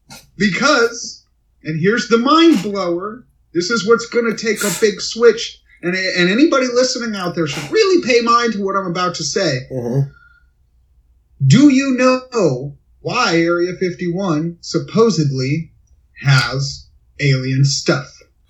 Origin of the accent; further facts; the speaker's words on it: United States; I'm an American.